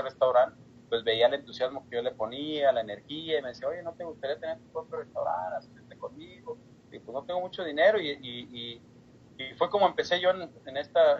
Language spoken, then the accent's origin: Spanish; Guadalajara, Jalisco, Mexico; also born or lived in Ensenada, Baja California, Mexico / Dayton, Ohio; now in Cincinnati, United States; Yo soy nacido en Guadalajara